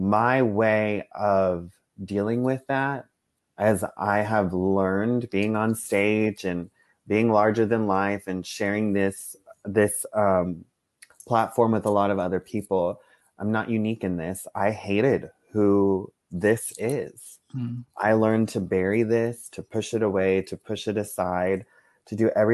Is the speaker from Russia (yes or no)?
no; South Texas, United States; I grew up in South Texas.